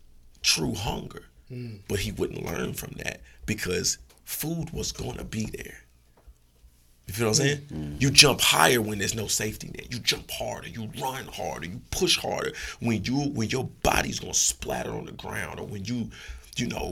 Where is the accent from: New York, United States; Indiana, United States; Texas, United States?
Indiana, United States; Indianapolis; I'm from the city. I'm from Indianapolis, Indiana. You know, from the 3900 block